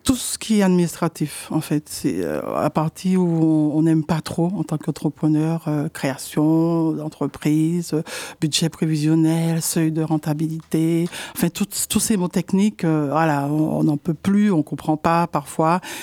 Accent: Martinique; now in Poitiers, France; je suis de la Martinique, en fait, et, euh, depuis deux mille quinze, euh, j'habite, euh, sur Poitiers

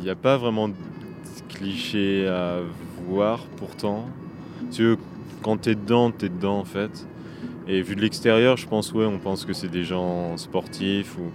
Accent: La Rochelle, Nouvelle-Aquitaine, France; j'ai 23 ans. Euh, je viens de. je viens de La Rochelle.

